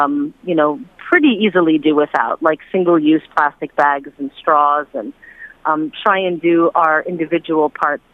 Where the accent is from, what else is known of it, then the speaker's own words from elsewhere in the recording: United States; also born or lived in China; as an American citizen